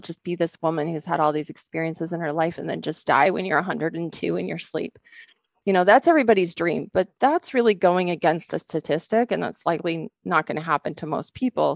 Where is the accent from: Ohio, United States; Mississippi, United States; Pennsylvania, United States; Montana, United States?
Montana, United States; Rocky Mountains; also born or lived in Western Washington; now in Montana, United States; Growing up in the Rocky Mountains and in the sunshine